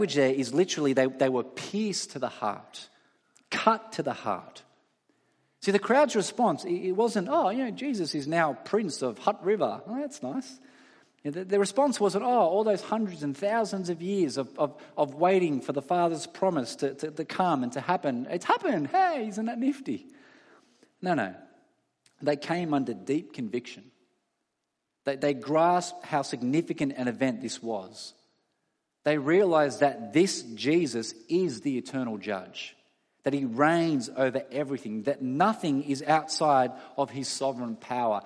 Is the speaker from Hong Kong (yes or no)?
no; Australia; all of us as Australian citizens